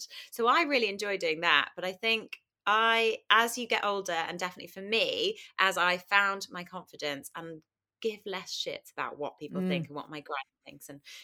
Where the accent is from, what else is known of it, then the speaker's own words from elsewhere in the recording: Kingston upon Thames, London, United Kingdom; I grew up in Kingston, southwest London.